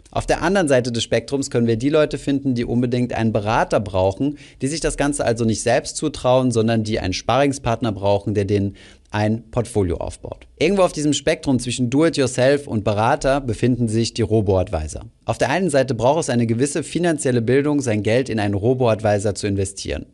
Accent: Germany; bei uns in Deutschland

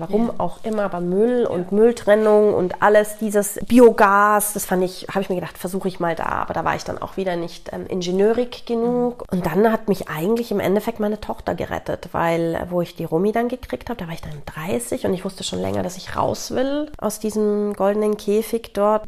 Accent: Italy; moved away; ich bin in Italien mit auch aufgewachsen

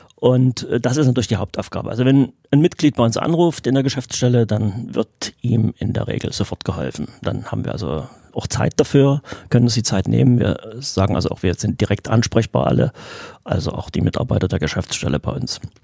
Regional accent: Radebeul, Saxony, Germany; ich bin ja hier in Radebeul geboren, also bin aus der Gegend

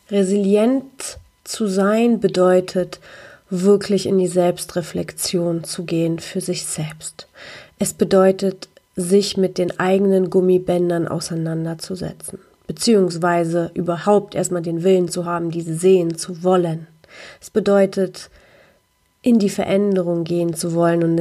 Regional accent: Poland; weil die Ostblockkultur, in der ich groß geworden bin in Polen, einfach so funktionierte.

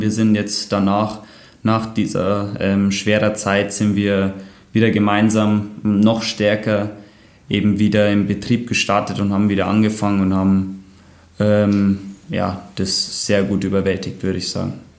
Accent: Bayerwaldhof, Bavaria, Germany; born or raised there

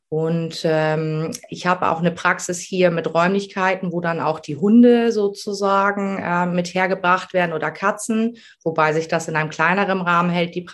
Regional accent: Ramelsloh, Lower Saxony, Germany; ich komme aus Ramelsloh, das ist äh, unter Hamburg.

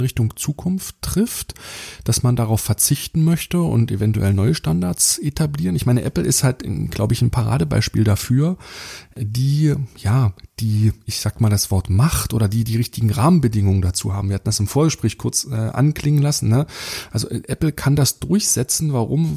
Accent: Germany; wir als, als Deutsche

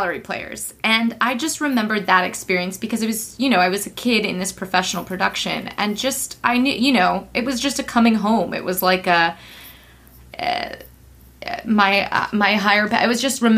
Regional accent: New York, United States; also born or lived in Pittsburgh / Los Angeles; it was my hometown

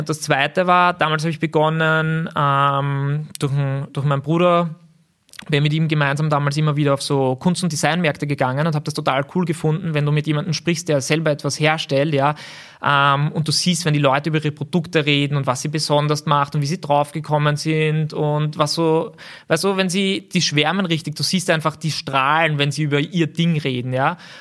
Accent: Gersdorf, Austria; ich bin in Gersdorf aufgewachsen

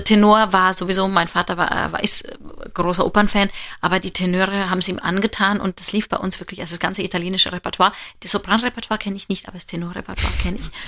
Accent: Germany; wir als Deutsche

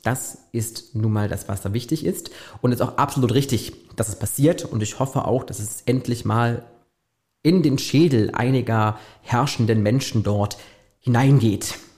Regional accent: Germany; bei uns in Deutschland

